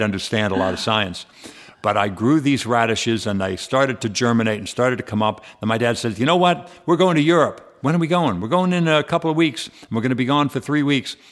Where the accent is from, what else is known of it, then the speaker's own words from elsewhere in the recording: San Fernando Valley, California, United States; I grew up in the San Fernando Valley